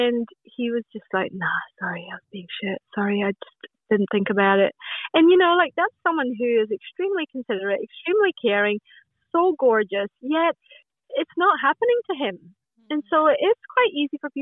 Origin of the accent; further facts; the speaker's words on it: Glasgow, Scotland, United Kingdom; now in Australia; I was born in Glasgow in Scotland.